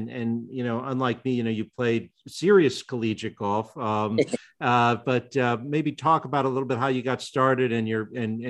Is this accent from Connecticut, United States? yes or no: yes; Connecticut, United States; I grew up playing golf in Connecticut, at Ellington Ridge in Connecticut